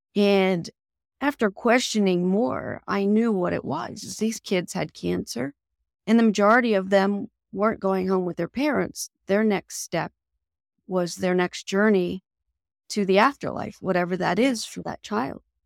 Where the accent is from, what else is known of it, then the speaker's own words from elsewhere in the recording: Pennsylvania, United States; moved away; also born or lived in Harrisburg, Pennsylvania; my hometown of Campbell, Pennsylvania